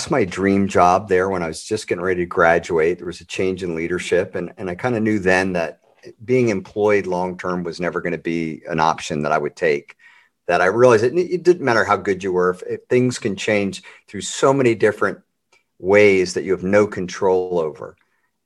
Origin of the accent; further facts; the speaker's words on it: Baltimore, Maryland, United States; Grew up in Baltimore